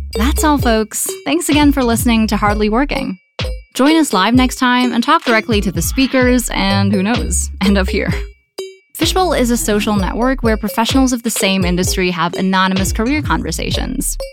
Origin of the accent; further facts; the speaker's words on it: Chicago, Illinois, United States; I'm also from Chicago